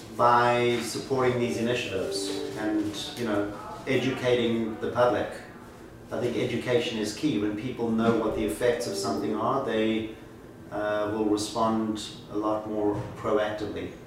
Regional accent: Johannesburg, Gauteng, South Africa; moved away as an adult; now in New York City, United States; I was born in Johannesburg, South Africa. I came to the US at the age of 21

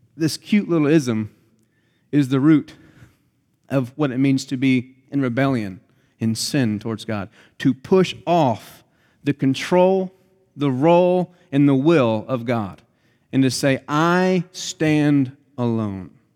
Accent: United States; us as American Christians are taught from the youngest age as we grow up

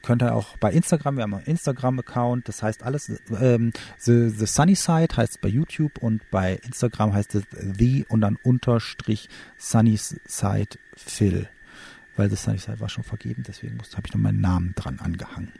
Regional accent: Germany; bei uns in Deutschland

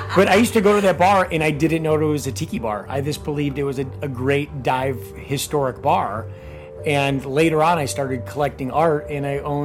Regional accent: Chicago, Illinois, United States; Chicago is my hometown.

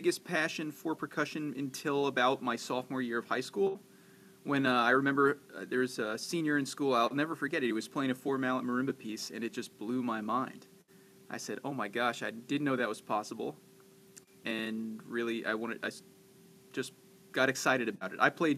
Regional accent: Stony Point, New York, United States; also born or lived in Orange County, New York; now in Rochester, United States; I grew up in Stony Point, New York, a little outside, like Nyack, I guess.

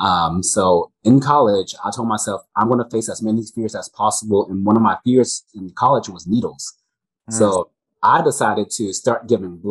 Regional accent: Mississippi, United States; where I grew up in Mississippi

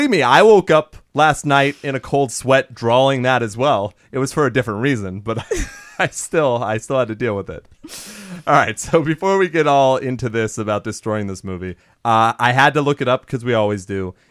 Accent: Germany; I grew up in Germany, that's probably why.

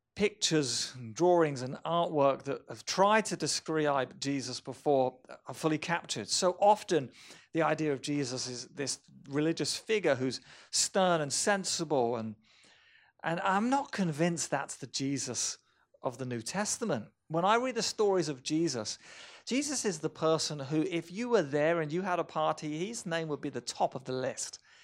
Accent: Romsey, South East England, United Kingdom; My hometown of Romsey, England

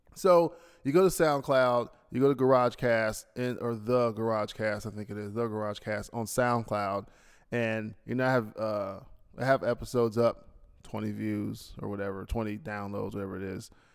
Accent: United States; now in Bahrain; I'm an American

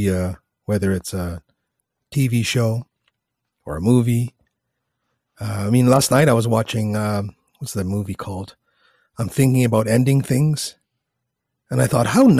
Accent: Canada; I'm a liberal from Canada

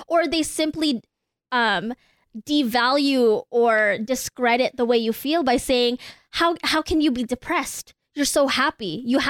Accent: United States; I am Filipino.

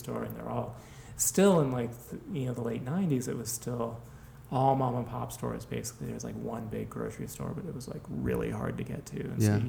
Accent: Walla Walla, Washington, United States; also born or lived in Greeley, Colorado / Ann Arbor, Michigan / Pocatello, Idaho; now in New York, United States; I grew up in Washington State.

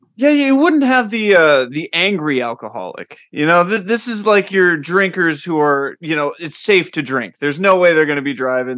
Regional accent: Tampa, Florida, United States; now in California, United States; I'm originally from Tampa Bay, like that whole area of Florida

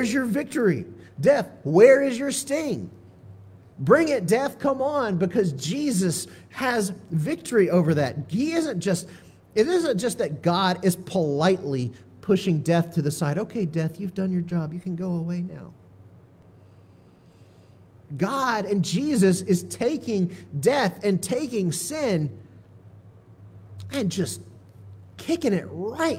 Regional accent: Augusta, Georgia, United States; I grew up in Augusta. Many of our games were in Macon

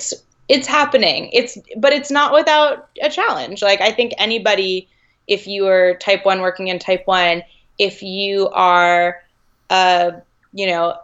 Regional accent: New England, United States; now in California, United States; I grew up skiing in New England.

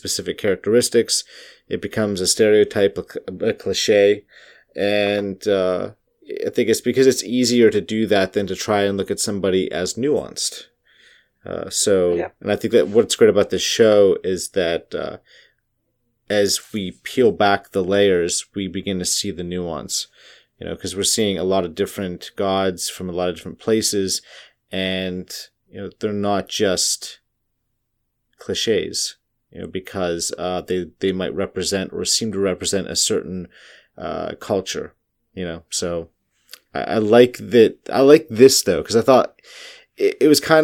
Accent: United States; I'm from America

